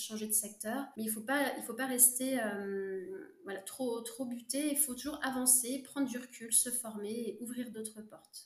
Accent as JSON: {"language": "French", "region": "Brittany", "country": "France", "said": "je suis bretonne"}